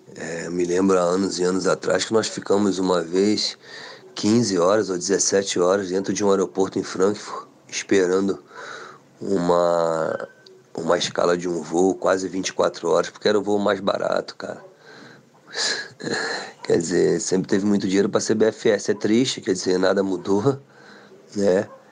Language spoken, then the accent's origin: Portuguese; Brazil; Eu como brasileiro